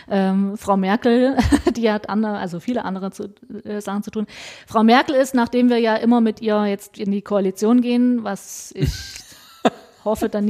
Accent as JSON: {"language": "German", "town": "Meissen", "region": "Saxony", "country": "Germany", "said": "Ich komme aus Meißen, betreue Dresden mit und äh, Sächsische Schweiz und so weiter."}